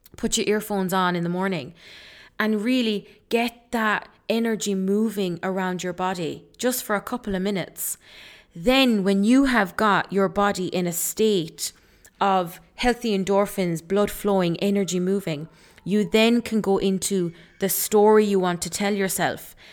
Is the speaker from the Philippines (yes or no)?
no; Ireland; also born or lived in Leeds, England; I was born in Leeds. Um, I moved to Ireland then when I was four years old.